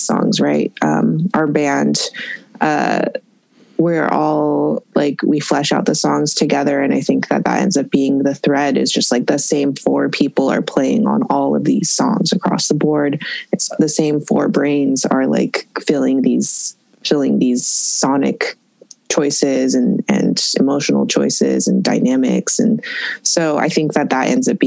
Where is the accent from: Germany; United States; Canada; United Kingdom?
United States; Eugene, Oregon; also born or lived in Springfield, Oregon / Portland, Oregon; I was born and raised in Eugene, Oregon. Eugene, half and half, Eugene and Springfield. And then I moved to Portland in 2010.